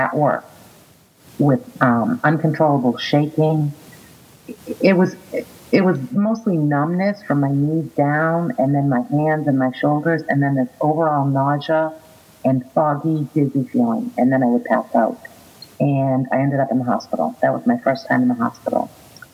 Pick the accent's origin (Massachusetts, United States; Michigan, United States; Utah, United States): Massachusetts, United States; Boston; moved away as an adult; now in Florida, United States; I am originally from Boston, and I currently live in Florida. I have been here for 19 years.